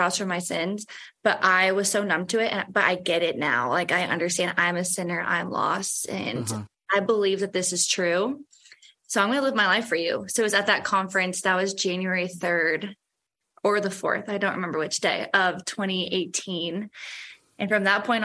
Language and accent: English; St. Louis, Missouri, United States; I was raised in the Catholic faith. I think that's pretty common for people that are from St. Louis